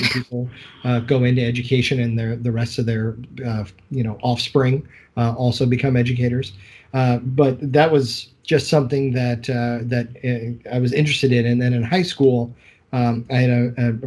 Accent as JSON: {"language": "English", "town": "Collinsville", "region": "Illinois", "country": "United States", "tie": "born or raised there", "said": "I grew up in Collinsville High School. I attended Summit Elementary"}